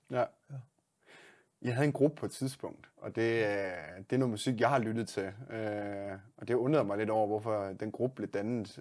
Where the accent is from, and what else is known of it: Denmark